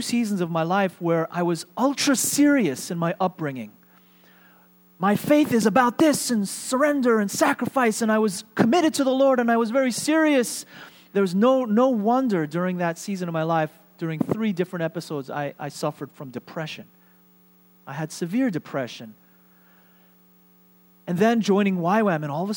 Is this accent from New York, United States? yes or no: yes; New York, United States; moved away as an adult; The church, the Korean ethnic church that I grew up in New York was a place that shaped me